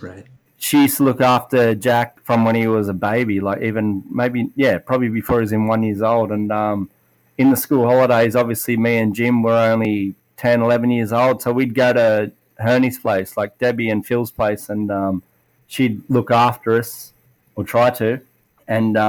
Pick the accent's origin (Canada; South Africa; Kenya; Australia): Australia; Appin, New South Wales; And I live in a place called Appin, which is pretty well unknown to anywhere in Australia. I always say I'm from Sydney, but I'm like an hour and a half south of Sydney.